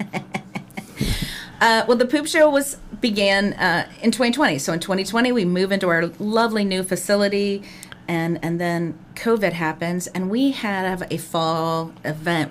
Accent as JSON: {"language": "English", "area": "Clark County", "region": "Ohio", "country": "United States", "tie": "born or raised there", "said": "I grew up in Clark County, Ohio"}